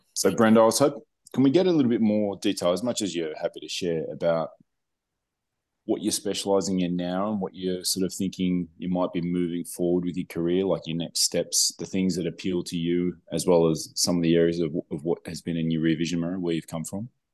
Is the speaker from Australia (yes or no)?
yes; Melbourne, Victoria, Australia; moved away; Melbourne, in Australia, my hometown